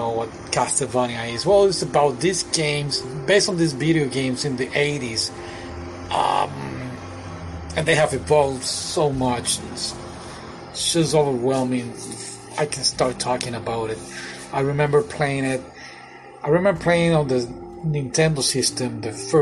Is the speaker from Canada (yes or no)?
no; Puerto Rico; now in Florida, United States; I'm from Puerto Rico, the Caribbean, but I live in Florida right now.